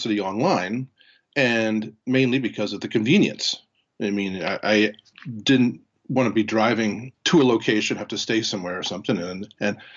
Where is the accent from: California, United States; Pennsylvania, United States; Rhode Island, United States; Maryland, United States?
Pennsylvania, United States; Harrisburg; I was born in Harrisburg, Pennsylvania, attended Susquehanna Township High School.